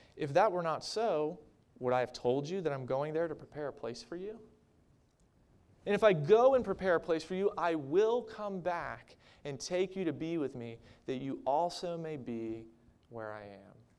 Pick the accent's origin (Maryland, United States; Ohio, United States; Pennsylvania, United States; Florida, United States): Maryland, United States; moved away as an adult; also born or lived in Minnesota; my home state of Maryland. I missed my family. I missed my neighborhood. I missed the house that I grew up